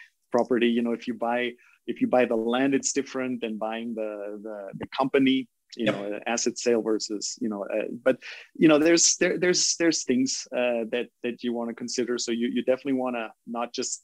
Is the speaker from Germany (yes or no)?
yes; Germany; now in Costa Rica; you're German